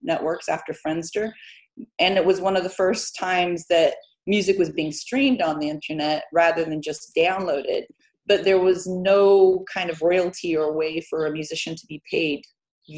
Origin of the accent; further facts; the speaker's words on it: Midwest, United States; moved away as an adult; also born or lived in Terre Haute, Indiana, United States / south of France / Spain; now in Lenzie, United Kingdom; we grew up in the Midwest.